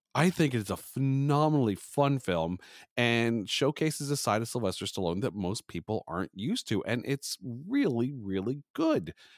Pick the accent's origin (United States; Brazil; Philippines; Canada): Canada; I am a Canadian podcaster